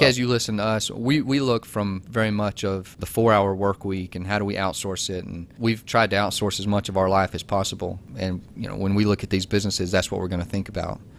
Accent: Georgia, United States; I'm from Georgia. I went to Georgia Tech

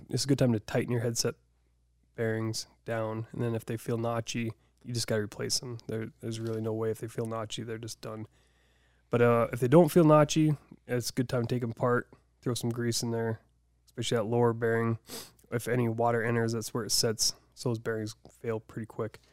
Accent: Deadwood, South Dakota, United States; I grew up in Deadwood

